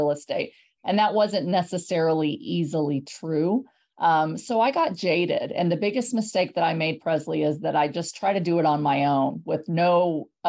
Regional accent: San Antonio, Texas, United States; born or raised there; moved away as an adult; also born or lived in Houston, Texas; now in Hershey, United States

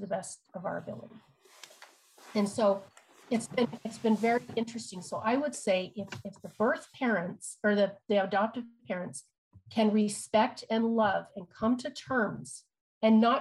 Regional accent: Utah, United States; I'm from Utah

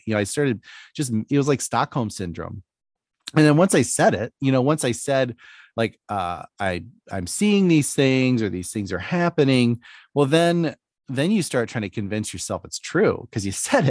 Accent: Philippines; You know, growing up in the Philippines was a little nuts.

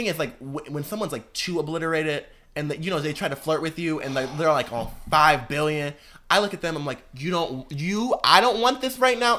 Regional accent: the North, United States; See, and I'm from the North, and I've never heard

